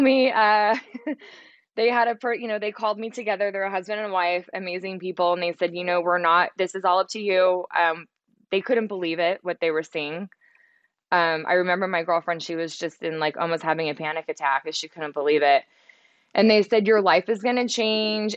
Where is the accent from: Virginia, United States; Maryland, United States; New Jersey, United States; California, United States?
California, United States; Central Valley; also born or lived in San Francisco; I grew up in the Central Valley